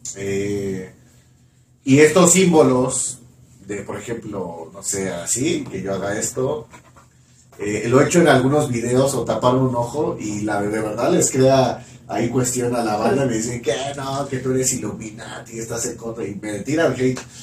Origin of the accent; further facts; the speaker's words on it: Mexico; yo que soy de México